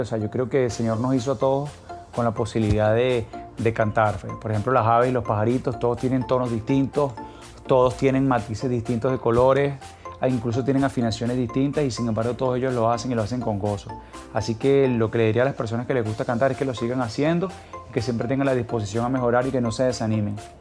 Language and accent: Spanish; Caracas, Capital District, Venezuela; Soy de Caracas, Venezuela, nací en Caracas y me encuentro en estos momentos en Caracas, Venezuela.